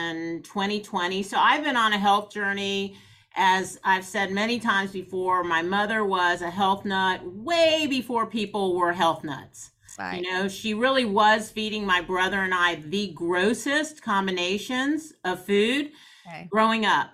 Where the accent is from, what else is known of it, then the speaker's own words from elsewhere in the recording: Atlanta, Georgia, United States; I grew up in Atlanta, never been to East Point